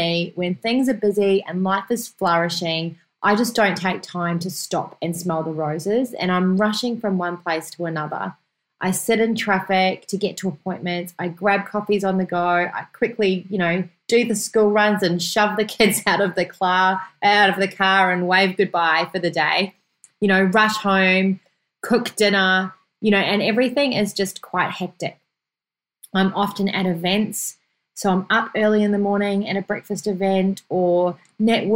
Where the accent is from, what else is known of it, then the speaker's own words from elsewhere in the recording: New Zealand; moved away; my home country, New Zealand